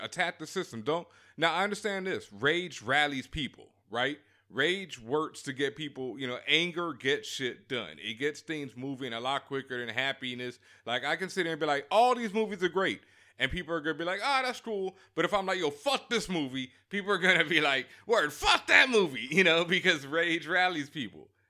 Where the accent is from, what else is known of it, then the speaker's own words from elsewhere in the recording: Houston, Texas, United States; my hometown, my hood, Third Ward